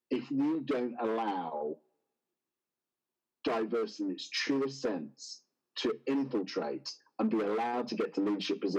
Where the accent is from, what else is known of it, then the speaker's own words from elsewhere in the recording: United Kingdom; moved away as an adult; also born or lived in Oxford / United States; I'm British and lived in Oxford.